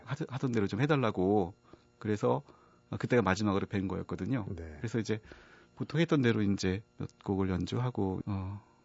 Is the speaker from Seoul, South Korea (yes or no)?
no; Yanggu, Gangwon, South Korea; moved away; also born or lived in Spain; 사실은 양구에서 태어나고 거기서 자라고 했었는데요.